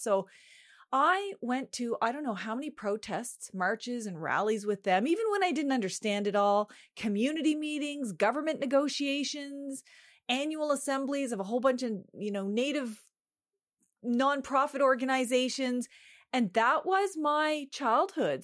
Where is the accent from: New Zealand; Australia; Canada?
Canada; home reserve Eel River Bar First Nation, the Maritimes; I am from the Sovereign Mi'kmaq Nation, an unceded Mi'kma'gi, which most people know as the Maritimes